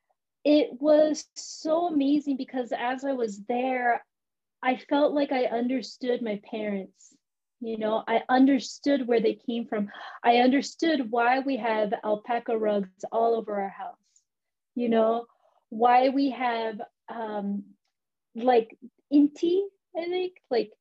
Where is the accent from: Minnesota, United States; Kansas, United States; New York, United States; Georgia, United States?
Minnesota, United States; first language English; moved away as an adult; also born or lived in Orlando, Florida; now in San Francisco, United States; my mom took me and my sister up to a suburb of Minneapolis